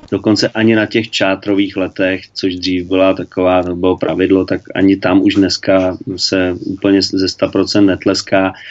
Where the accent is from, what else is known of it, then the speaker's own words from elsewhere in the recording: Czechia; tak jsem chtěl, abych byl jako Čech, abych ukázal klukům, jak to udělám, jak to umíme u nás v Čechách.